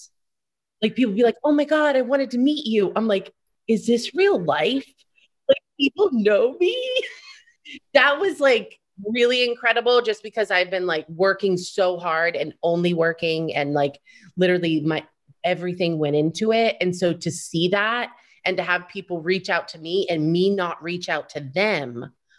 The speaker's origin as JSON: {"language": "English", "region": "Florida", "country": "United States", "tie": "born or raised there", "also_born_or_lived": "New York City", "moved": "yes", "said": "I grew up in Florida"}